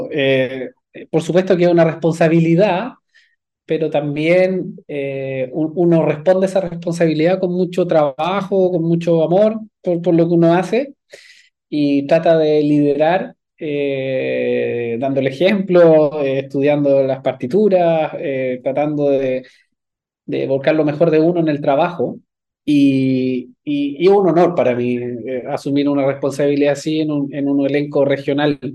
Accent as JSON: {"language": "Spanish", "town": "Viña del Mar", "region": "Valparaíso", "country": "Chile", "said": "Yo soy de Viña del Mar, sí. Eh, estudié desde"}